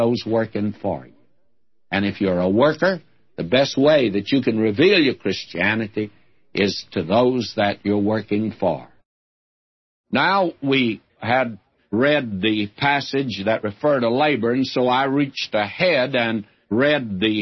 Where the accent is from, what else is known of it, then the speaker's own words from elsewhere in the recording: the South, United States; I'm a Southerner